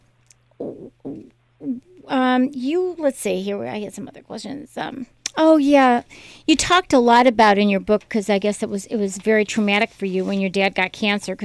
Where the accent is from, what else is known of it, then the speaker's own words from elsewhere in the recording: Chicago, Illinois, United States; When I was a little girl growing up in Chicago